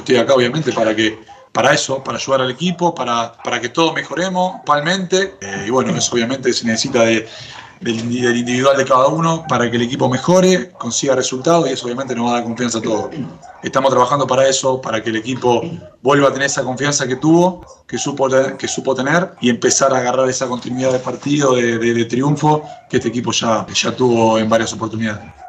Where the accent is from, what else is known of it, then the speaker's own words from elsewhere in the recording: Argentina; now in Chile; Yo soy argentino